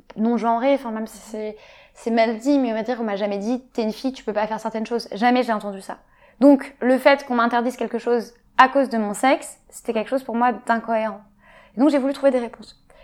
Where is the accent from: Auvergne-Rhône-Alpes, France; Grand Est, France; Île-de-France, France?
Île-de-France, France; Paris; also born or lived in London; j'ai grandi sur Paris